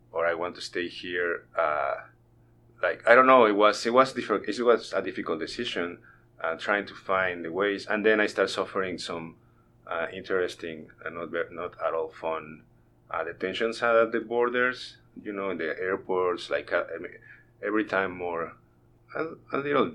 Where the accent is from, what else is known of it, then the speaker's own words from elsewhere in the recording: Mexico City, Mexico; English is a second language; moved away as an adult; now in Northwest Arkansas, United States; I grew up in Mexico City